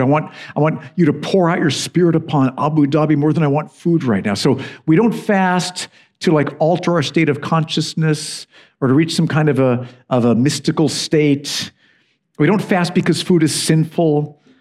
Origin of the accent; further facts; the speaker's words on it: United States; now in United Kingdom; I'm an American